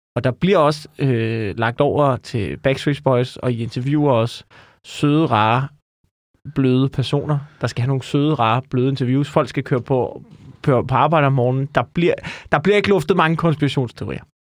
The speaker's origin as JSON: {"language": "Danish", "area": "Amager", "region": "Capital Region of Denmark", "country": "Denmark", "said": "jeg er jo fra Amager"}